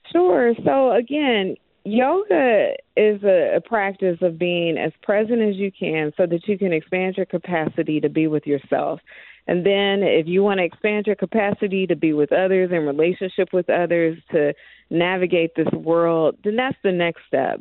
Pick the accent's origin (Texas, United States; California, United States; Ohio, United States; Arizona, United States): Ohio, United States; Dayton; moved away; I am originally from Dayton, Ohio